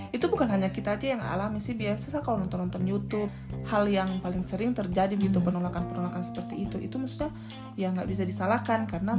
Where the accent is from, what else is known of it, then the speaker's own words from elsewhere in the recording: Wamena, Highland Papua, Indonesia; moved away; saya dari Papua khususnya Wamena